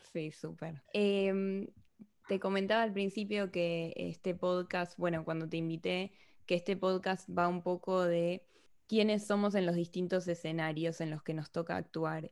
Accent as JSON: {"language": "Spanish", "country": "Argentina", "accent": "Argentine", "moved": "yes", "lives_now": "Spain"}